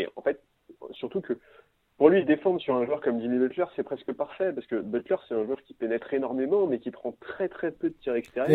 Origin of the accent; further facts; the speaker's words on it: France; je suis français.